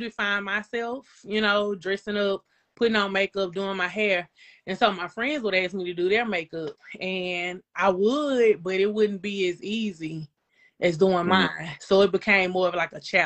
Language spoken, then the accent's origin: English; Shreveport, Louisiana, United States; I'm from Shreveport. I am from the Stony Hill area. So yeah, that is my stomping ground